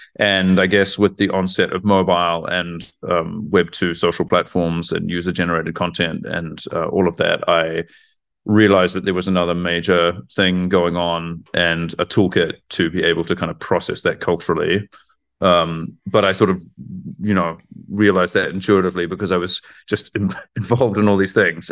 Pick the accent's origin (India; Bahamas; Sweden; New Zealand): New Zealand; moved away as an adult; also born or lived in Frankfurt, Germany; now in Germany; I grew up in New Zealand and I moved to Germany, where I now live and work, um, around 2007